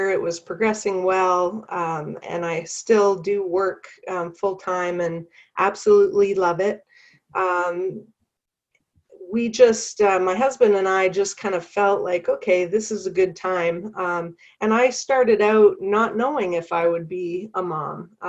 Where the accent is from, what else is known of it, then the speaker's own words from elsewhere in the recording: Canada; accent: Canadian; now in North Carolina, United States; I am originally from Canada. So if you hear a Canadian accent, that's why. Um, but I currently live in North Carolina